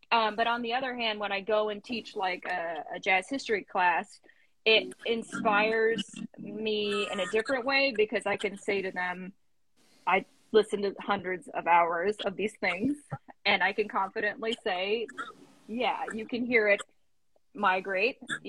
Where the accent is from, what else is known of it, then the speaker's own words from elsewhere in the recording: Connecticut, United States; I'm from Connecticut